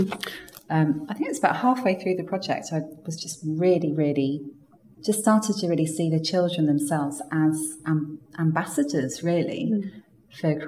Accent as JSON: {"language": "English", "town": "Cambridge", "region": "East of England", "country": "United Kingdom", "tie": "born or raised there", "said": "growing up in Cambridge, which is now one of it is the UK's most unequal city"}